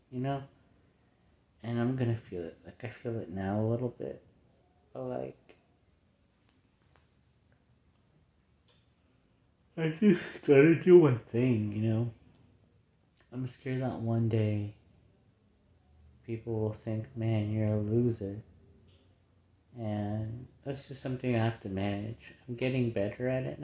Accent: United States; we're all American here

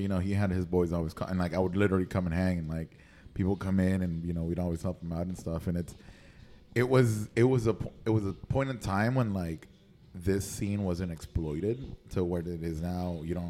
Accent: Nicaragua; I grew up in Nicaragua.

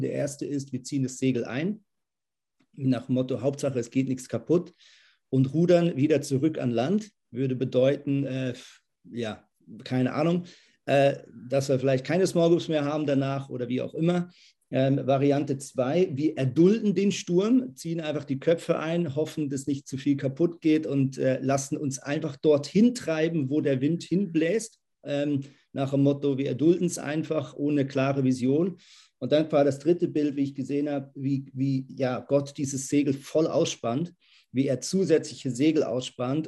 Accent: Lemgo, North Rhine-Westphalia, Germany; moved away as an adult; now in Zürich, Switzerland; Ich bin aber in Lemgo-Brake aufgewachsen, das ist in der Nähe von Bielefeld

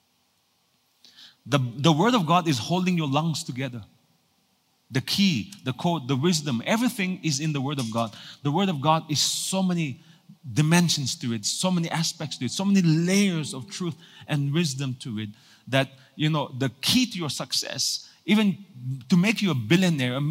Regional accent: Nagaland, India; moved away; also born or lived in Singapore; I was born in Nagaland for so many years

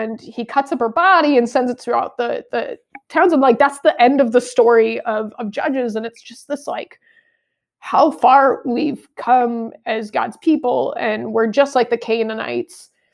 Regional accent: United States; as American

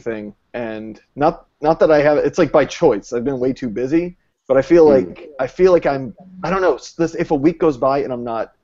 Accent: East Coast, United States; also born or lived in North Carolina; I'm from the East Coast

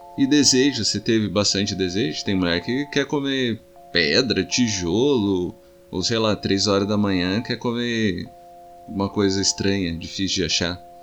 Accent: Taubaté, São Paulo, Brazil; a gente é de Taubaté

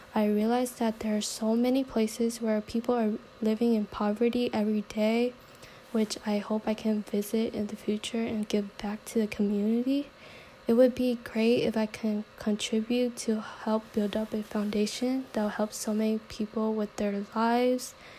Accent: San Diego, California, United States; also born or lived in Vietnam; I basically grew up in San Diego since I don't recall much memories from Vietnam

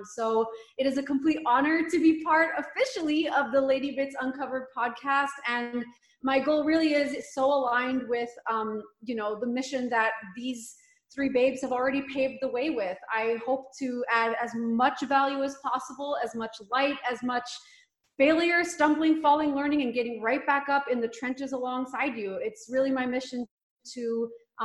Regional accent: Montreal, Quebec, Canada; moved away as an adult; now in Vancouver, Canada; I'm actually born and raised in Montreal, Quebec

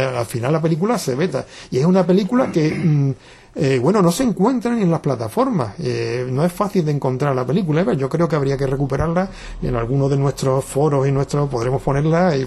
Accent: Jerez de la Frontera, Andalusia, Spain; desde que se creó Ecologistas en Acción en mi pueblo, yo soy de Jerez de la Frontera

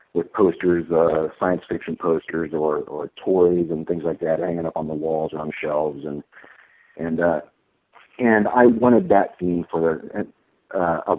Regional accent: Columbus, Ohio, United States; I was born in Columbus, Ohio. Central Ohio

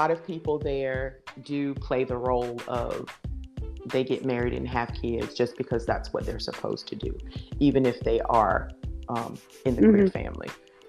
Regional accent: Deep South, United States; Now, keep in mind, I'm from the Deep South. I come from a very, very staunch Christian background.

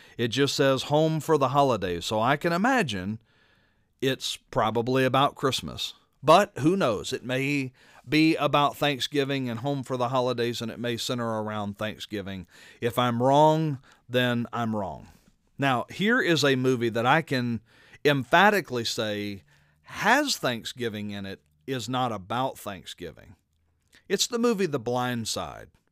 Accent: Baton Rouge, Louisiana, United States; my hometown of Baton Rouge

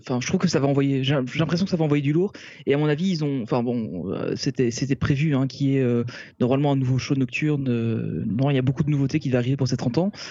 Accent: Belgium; nous on est belge, euh, belges, Olivier et moi en tout cas nous sommes belges

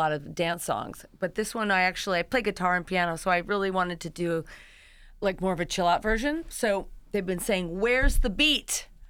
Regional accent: New York, United States; now in Los Angeles, United States; I'm from New York

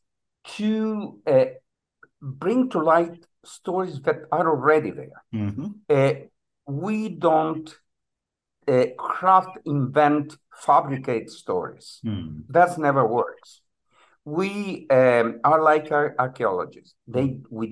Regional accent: northern Italy, Italy; moved away as an adult; now in Miami, United States; I live in the U.S. I've been living here for the last 25 years, but I was born in Italy in a very small town in the northern part of the country

